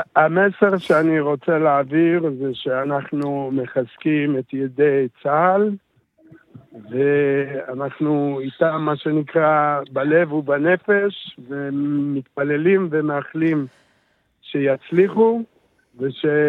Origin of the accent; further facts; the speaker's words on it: Kiryat Shmona, Northern District, Israel; also born or lived in Kibbutz Dafna; אנחנו שנינו ילידי קריית שמונה